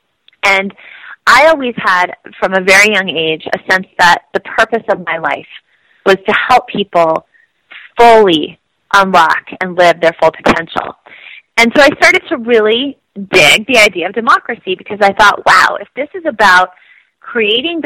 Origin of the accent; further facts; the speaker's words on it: Iowa, United States; I grew up in Iowa